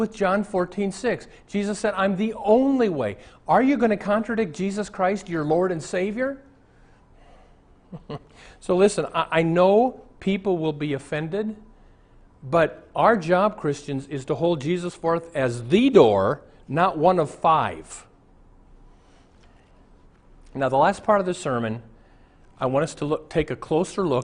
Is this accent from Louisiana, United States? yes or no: no; Omaha, Nebraska, United States; moved away; I went to Omaha, my hometown